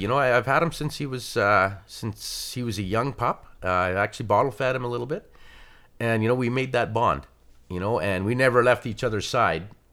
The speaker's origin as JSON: {"language": "English", "town": "Atikokan", "region": "Ontario", "country": "Canada", "tie": "born or raised there", "said": "I'm from Atticoken, Ontario"}